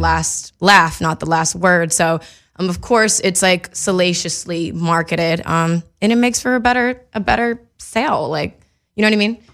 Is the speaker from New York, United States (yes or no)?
no; Mississippi, United States; now in Los Angeles, United States; growing up in Mississippi